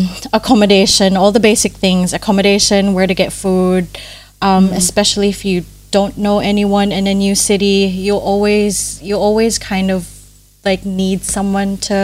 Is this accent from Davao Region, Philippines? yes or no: no; Manila, Metro Manila, Philippines; moved away as an adult; now in Adelaide, Australia; I grew up really privileged in Manila.